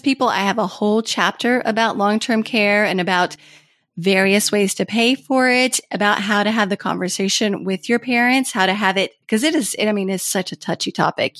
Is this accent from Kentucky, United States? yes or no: yes; Kentucky, United States; born or raised there; moved away as an adult; also born or lived in Washington, D.C.